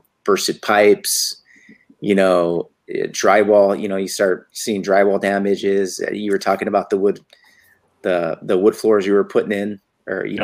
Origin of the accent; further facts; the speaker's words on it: Santa Fe, New Mexico, United States; moved away as an adult; also born or lived in Henderson, Nevada / Chicago; now in Las Vegas, United States; We moved to Santa Fe, New Mexico. You know, so I grew up, you know, from 5 years old to about 21 years old there